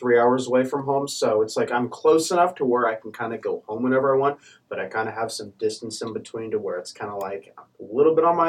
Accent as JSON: {"language": "English", "town": "Kansas City", "region": "Kansas", "country": "United States", "said": "I'm a freshman, and I'm from Kansas City, Kansas."}